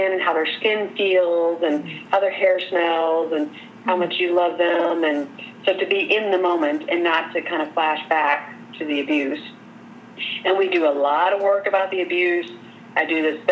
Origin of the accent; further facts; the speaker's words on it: Corydon, United States; growing up in Corydon, we had terrible Chinese restaurants